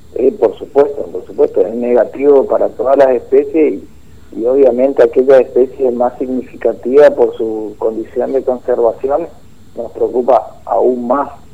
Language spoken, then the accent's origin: Spanish; Formosa, Argentina